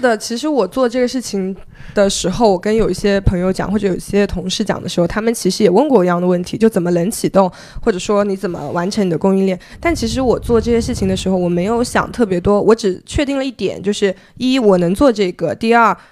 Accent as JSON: {"language": "Chinese", "region": "Zhejiang", "country": "China", "also_born_or_lived": "Beijing", "lives_now": "Hangzhou, China", "said": "后面我选择回了杭州，因为我是浙江人嘛"}